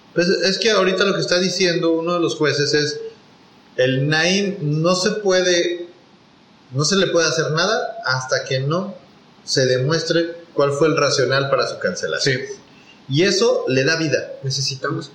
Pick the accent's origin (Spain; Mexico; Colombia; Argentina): Mexico; para todos los que somos de México